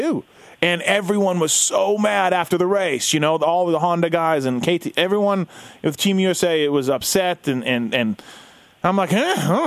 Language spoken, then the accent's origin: English; Canada; as a Canadian